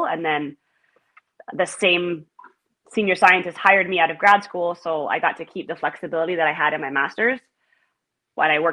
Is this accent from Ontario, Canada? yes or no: yes; Ottawa, Ontario, Canada; I grew up just outside of Ottawa, and then I moved into the city